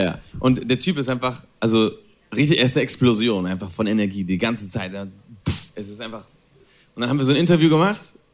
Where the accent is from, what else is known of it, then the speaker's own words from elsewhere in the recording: Spain; German is a second language; moved away as an adult; also born or lived in Berlin, Germany / Italy; Ich bin in Spanien aufgewachsen, ich bin in Spanien geboren